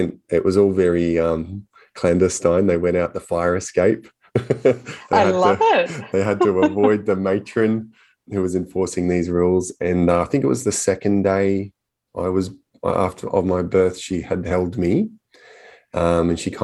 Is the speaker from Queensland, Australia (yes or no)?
yes; Southport, Queensland, Australia; it starts in Queensland, where I'm from. I was born in Southport on the Gold Coast in the 80s to a single mum